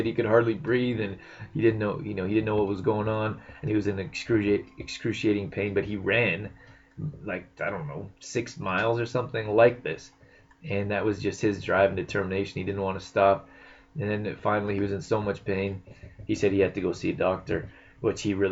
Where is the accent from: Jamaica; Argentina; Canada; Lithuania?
Canada; moved away as an adult; also born or lived in United States / California; I'm Canadian. I spent the last 10 years in the U.S., but I'm in Canada now, and this is my home